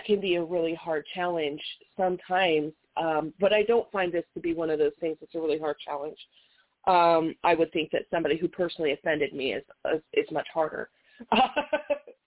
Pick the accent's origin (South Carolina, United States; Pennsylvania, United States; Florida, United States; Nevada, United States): Nevada, United States; Las Vegas; I was born and raised in Las Vegas.